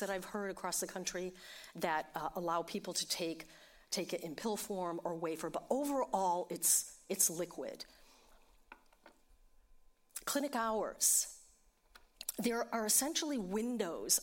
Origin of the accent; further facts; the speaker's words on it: New York City, New York, United States; I'm from New York City